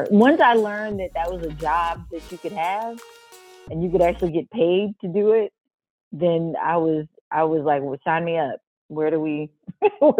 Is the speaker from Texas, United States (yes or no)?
no; St. Louis, Missouri, United States; I'm from St. Louis